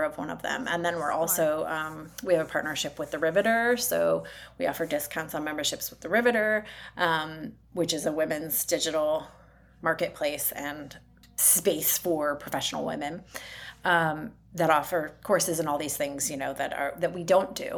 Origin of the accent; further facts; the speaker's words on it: Detroit, Michigan, United States; now in Indianapolis, United States; I'm originally from the Detroit area